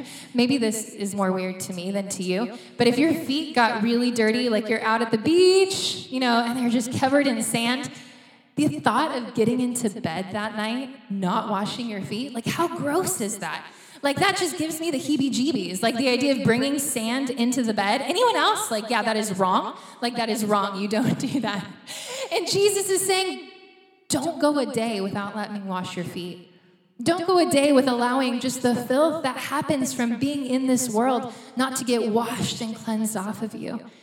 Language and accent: English; United States; moved away; we're from the States